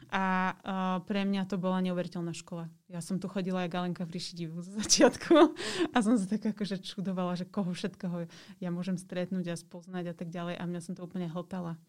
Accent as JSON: {"language": "Slovak", "town": "Žilina", "region": "Žilina Region", "country": "Slovakia", "tie": "born or raised there", "moved": "as an adult", "lives_now": "Bratislava, Slovakia", "said": "som vyrastala v Žiline"}